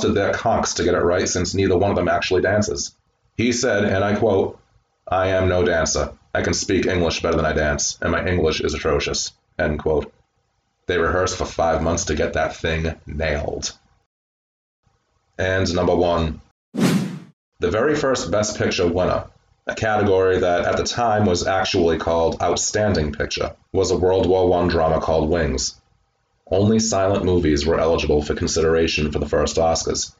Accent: Massachusetts, United States; I'm American, Massachusetts, born and bred

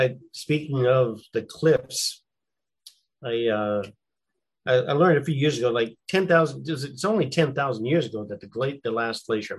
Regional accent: United States; where I grew up in the Red River Valley

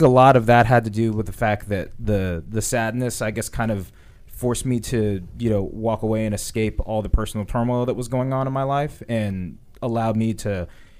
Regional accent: Woodbridge, Virginia, United States; Woodbridge, Virginia.

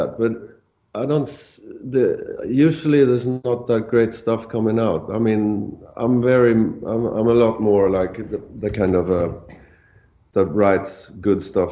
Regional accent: Sweden; first language Swedish; English is a second language; Swedish because it's my native tongue

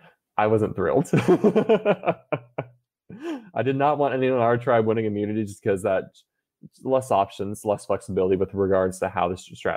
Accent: Texas, United States; I came from Texas.

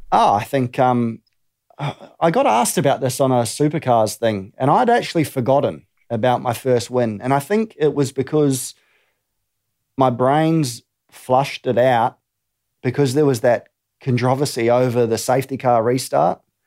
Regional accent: New Zealand; growing up in New Zealand

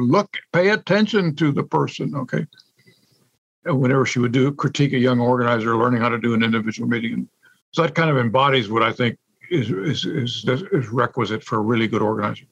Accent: San Antonio, Texas, United States; growing up, you know, in San Antonio

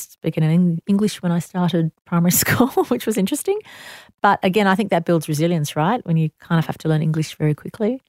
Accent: Sydney, New South Wales, Australia; I'm so proud to, to be born in Sydney, New South Wales, Australia.

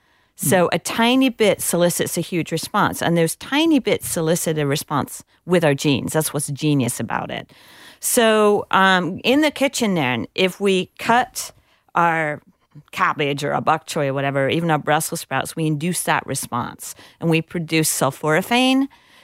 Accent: England, United Kingdom; now in United States; It took me forever to figure out what a rutabaga was because I grew up in England.

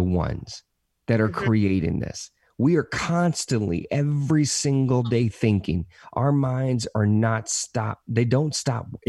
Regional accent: the South, United States; Hispanic kid, growing up, born and raised in the South

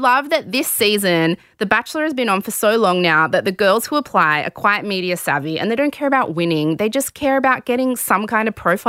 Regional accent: Sydney, New South Wales, Australia; I grew up in the West

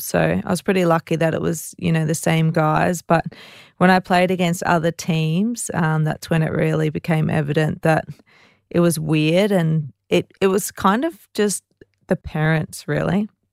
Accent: Ipswich, Queensland, Australia; I'm very proud to say that I'm from Ipswich

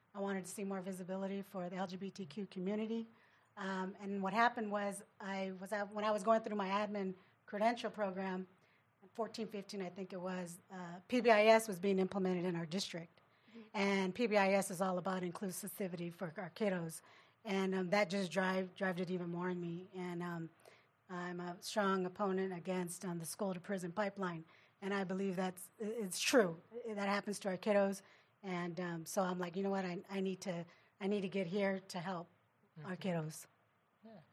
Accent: Riverside, California, United States; I actually have family members who went to continuation where I grew up in Riverside

